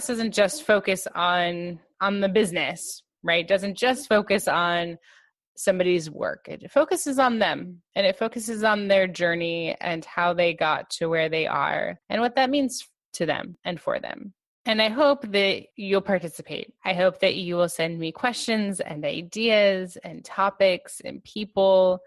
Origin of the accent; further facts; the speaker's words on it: Los Angeles, California, United States; moved away as an adult; now in New Jersey, United States; I have been born and raised in Los Angeles